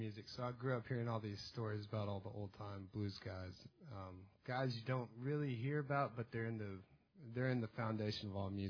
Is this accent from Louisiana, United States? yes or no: no; East Arkansas, United States; I grew up in East Arkansas, which is the heart of the Mississippi Delta, or not the heart, but the outskirts.